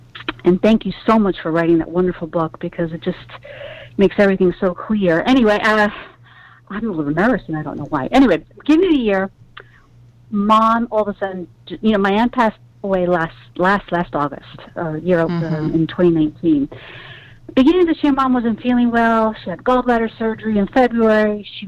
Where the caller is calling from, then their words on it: New York, United States; But I'm calling from Brooklyn, New York